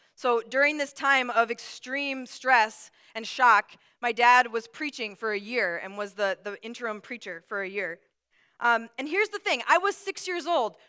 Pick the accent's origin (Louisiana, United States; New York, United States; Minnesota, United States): Minnesota, United States; Brooklyn Park; also born or lived in Atlanta, Georgia; we moved to Minnesota from Atlanta, Georgia, and I was about six, five or six years old